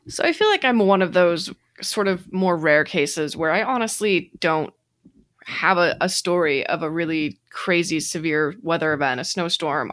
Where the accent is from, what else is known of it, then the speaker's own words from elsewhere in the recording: Windsor, Colorado, United States; my hometown of Windsor, Colorado